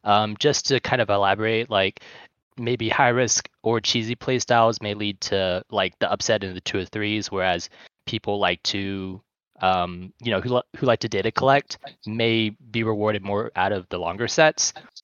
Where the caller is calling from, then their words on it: Georgia, United States; I'm calling in from Georgia.